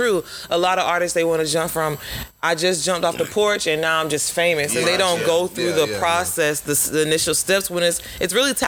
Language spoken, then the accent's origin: English; Winter Park, Florida, United States; a lot of my family is self-rooted, like what a lot of people don't know, because they know that I'm from Winter Park, but I'm actually rooted in Pompano Beach, Florida.